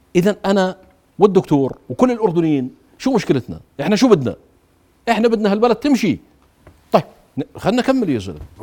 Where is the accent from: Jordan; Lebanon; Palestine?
Jordan; انا كاردني